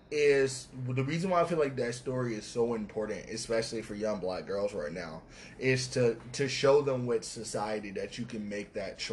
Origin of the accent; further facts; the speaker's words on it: Atlanta, Georgia, United States; I'm from Atlanta.